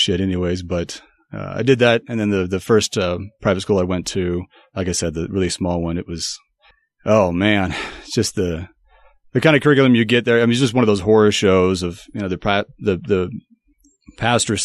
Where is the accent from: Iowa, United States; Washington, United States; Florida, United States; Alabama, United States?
Washington, United States; moved away as an adult; I am originally from Washington State, not D.C., as some people think. And grew up in a very conservative Baptist home